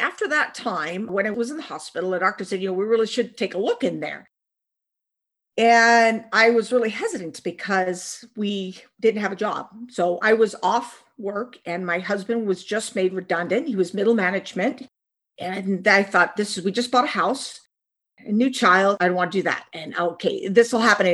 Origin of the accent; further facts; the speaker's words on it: Pacific Northwest, United States; also born or lived in Washington / Oregon; I grew up in the Pacific Northwest in Washington and Oregon State.